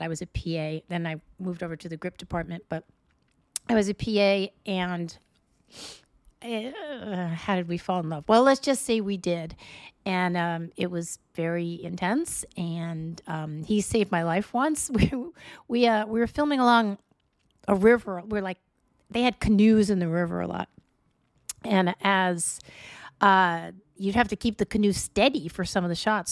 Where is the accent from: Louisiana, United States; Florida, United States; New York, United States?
New York, United States; New York City; moved away; I'm from New York